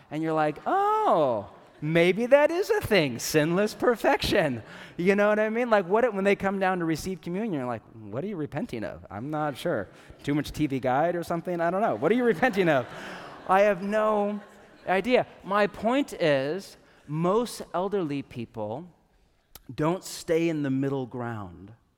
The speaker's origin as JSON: {"language": "English", "region": "Northern California", "country": "United States", "tie": "born or raised there", "said": "I grew up in California, but I grew up in Northern California"}